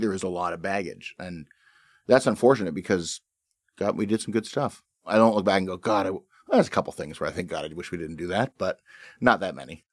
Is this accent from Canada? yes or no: yes; Canada; that's how I see myself as a Canadian